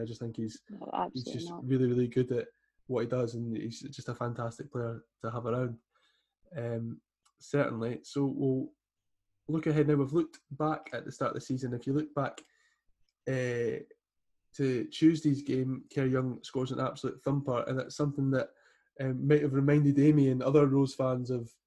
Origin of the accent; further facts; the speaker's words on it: Newtongrange, Scotland, United Kingdom; now in Gorebridge, United Kingdom; I have lived for the majority of my life in Newton Grange. Went to Knitting Primary